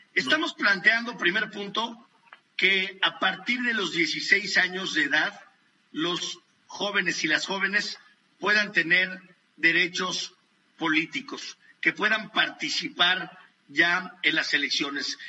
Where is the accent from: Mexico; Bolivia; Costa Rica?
Mexico; He sido el único eh, mexicano